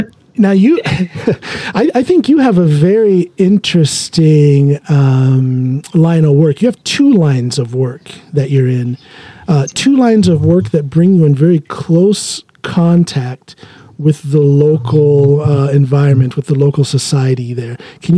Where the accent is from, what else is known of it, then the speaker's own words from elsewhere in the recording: Norton, Ohio, United States; also born or lived in Akron, Ohio; I'm born and raised in Ohio, specifically Norton. I was born in Akron, but raised in Norton.